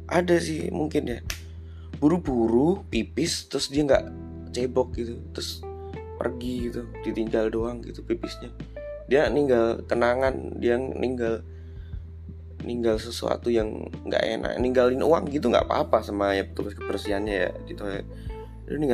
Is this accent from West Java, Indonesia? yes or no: no; Surakarta, Central Java, Indonesia; accent: medok Jawa; orang yang medok Jawa ini karena saya juga orang Solo